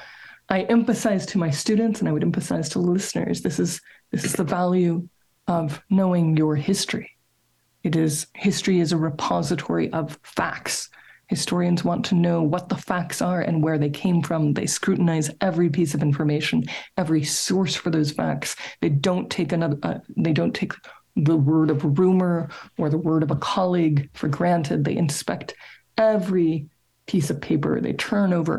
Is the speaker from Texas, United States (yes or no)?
yes; Dallas, Texas, United States; my hometown, Dallas, Texas, which is where I'm talking to you from